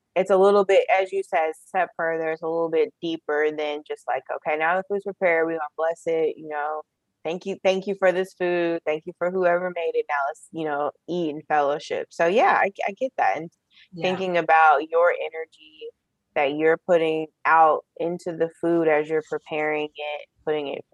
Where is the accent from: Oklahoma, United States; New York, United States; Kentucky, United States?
Kentucky, United States; I grew up in Kentucky